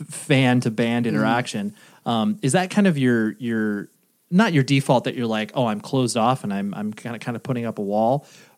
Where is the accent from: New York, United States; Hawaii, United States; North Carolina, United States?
North Carolina, United States; apropos of nothing, I was raised in North Carolina. Are you aware of that?